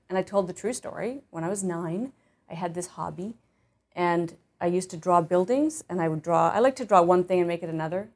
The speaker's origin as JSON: {"language": "English", "town": "Winnipeg", "region": "Manitoba", "country": "Canada", "tie": "born or raised there", "also_born_or_lived": "Ottawa, Ontario"}